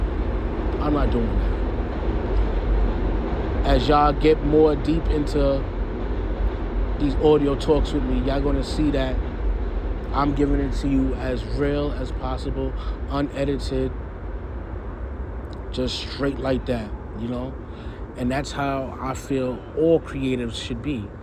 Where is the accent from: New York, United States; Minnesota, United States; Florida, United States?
New York, United States; New York City; I'm from New York City, man